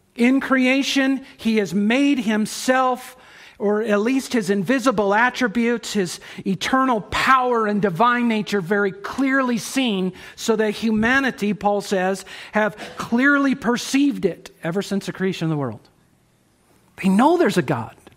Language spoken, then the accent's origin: English; United States